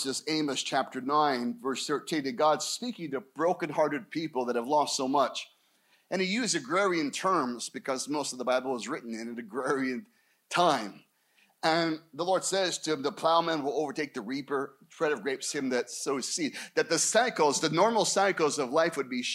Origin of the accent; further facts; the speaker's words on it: Scottsdale, Arizona, United States; also born or lived in Anaheim, Orange County; We moved back to my hometown, Scottsdale.